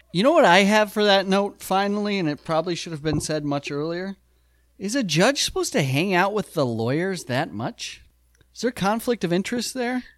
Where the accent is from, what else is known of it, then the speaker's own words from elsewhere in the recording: South Dakota, United States; we grew up in South Dakota